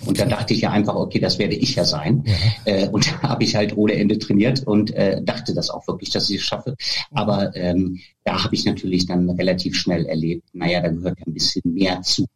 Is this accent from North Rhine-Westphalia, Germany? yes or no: yes; Bad Oeynhausen, North Rhine-Westphalia, Germany; aus dem kleinen Ort, wo ich groß geworden bin. Das ist ja ähm, in Bad Oeynhausen, mhm. so Herford-Löhne, so in der Gegend Ostwestfalen